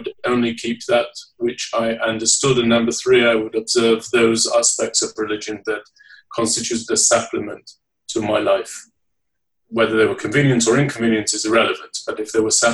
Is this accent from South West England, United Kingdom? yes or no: no; Leeds, Yorkshire and the Humber, United Kingdom; I was born and raised in the United Kingdom. I'm from the city of Leeds in the northeast